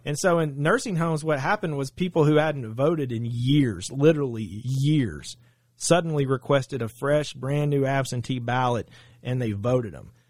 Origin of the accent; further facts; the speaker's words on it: Saline County, Arkansas, United States; I'm from Saline County. I graduated Bryant High School in nineteen ninety-eight